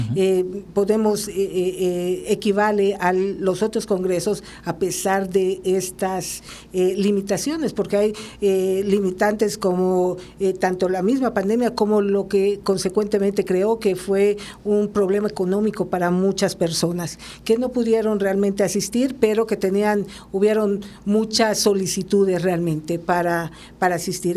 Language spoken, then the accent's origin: Spanish; Mexico; nosotros como México